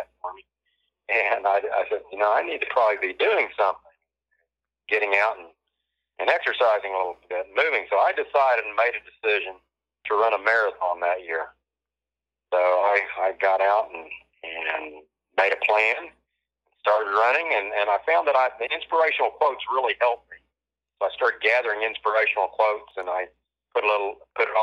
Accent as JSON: {"language": "English", "area": "Hera", "region": "Oklahoma", "country": "United States", "tie": "born or raised there", "said": "I grew up in Hera, Oklahoma, the big metropolis of Hera."}